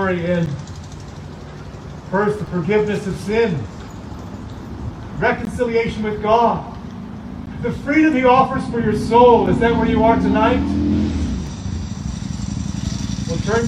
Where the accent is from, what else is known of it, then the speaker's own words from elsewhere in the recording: East Coast, United States; moved away; also born or lived in upper Midwest; I'm from the East Coast originally.